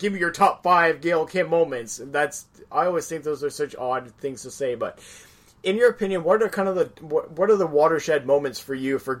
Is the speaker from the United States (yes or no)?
no; Canada; being Canadian myself